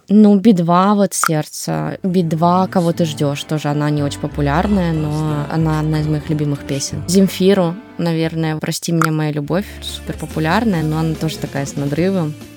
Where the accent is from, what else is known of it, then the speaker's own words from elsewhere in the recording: Siberia, Russia; also born or lived in Ukraine; А я родилась в Сибири. Я росла с дедушкой, с бабушкой, с мамой, папой.